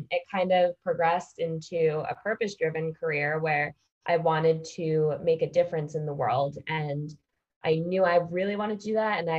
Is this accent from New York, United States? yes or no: yes; Westchester, New York, United States; I was born and raised in Westchester, New York, so not too far out of New York City